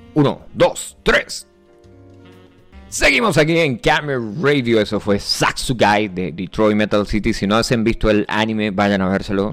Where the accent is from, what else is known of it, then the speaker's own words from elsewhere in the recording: Venezuela; yo soy del Yaure